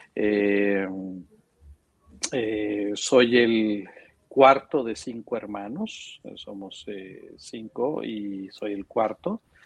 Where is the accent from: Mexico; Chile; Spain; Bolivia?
Mexico; Monterrey, Nuevo León; nací aquí en Monterrey, este, soy regiomontano de nacencia y de corazón, este, tengo toda mi vida viviendo aquí